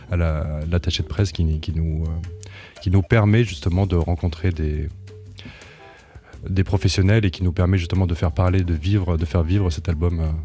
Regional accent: Aÿ, Grand Est, France; je suis originaire de Champagne-Ardenne, dans un petit village du vignoble qui s'appelle Haï, que j'adore, que j'affectionne tout particulièrement.

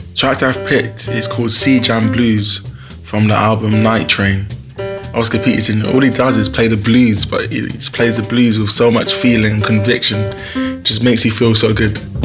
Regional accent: London, United Kingdom; I'm from Hackney

